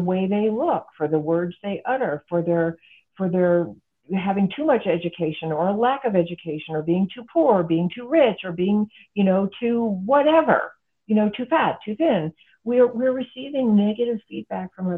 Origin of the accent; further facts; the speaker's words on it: United States; I'm an American and this is the culture that I'm familiar